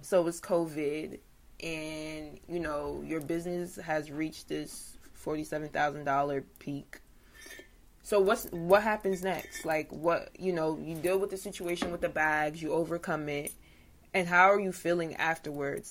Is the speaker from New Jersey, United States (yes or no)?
yes; New Jersey, United States; I'm from Jersey